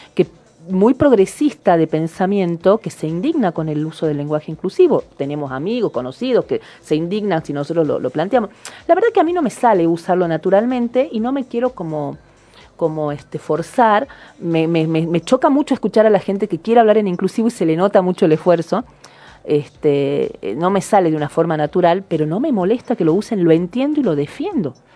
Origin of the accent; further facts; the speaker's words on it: Argentina; nosotros como argentinos